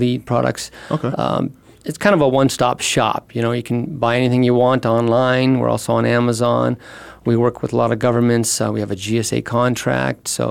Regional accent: Phoenix, Arizona, United States; moved away as an adult; also born or lived in San Diego, California; I grew up in Phoenix and Scottsdale. Went to Chaparral, graduated from ASU. So this is, you know, my hometown.

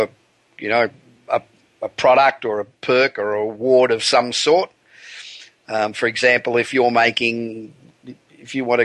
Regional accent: Los Angeles, California, United States; from my hometown of Los Angeles, the City of Angels

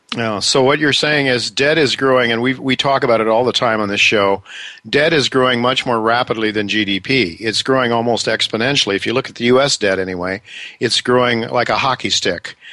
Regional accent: United States; as an American

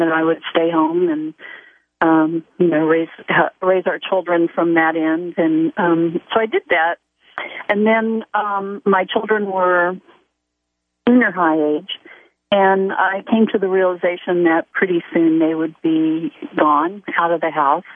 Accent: Dallas, Texas, United States; also born or lived in Austin, Texas; now in Westlake Village, United States; I grew up in Dallas, Texas.

